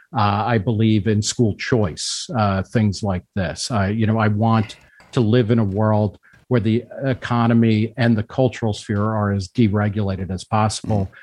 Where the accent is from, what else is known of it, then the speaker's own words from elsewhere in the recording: New Jersey, United States; moved away as an adult; also born or lived in Brooklyn, New York / Philadelphia; now in Manhattan, United States; grew up mostly in New Jersey